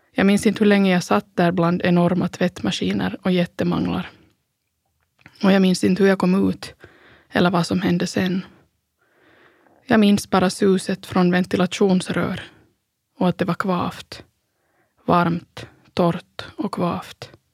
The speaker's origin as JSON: {"language": "Swedish", "town": "Pargas", "region": "Southwest Finland", "country": "Finland", "tie": "born or raised there", "said": "Söderläge i Strandäng hemma i Pargas"}